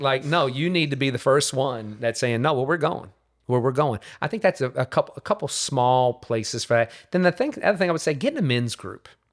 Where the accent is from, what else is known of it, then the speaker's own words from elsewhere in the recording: Covington, Louisiana, United States; also born or lived in Metairie, Louisiana; now in Katy, United States; So from Metairie, Louisiana. Uh, so born and raised in the New Orleans region, uh, was raised in Covington, Louisiana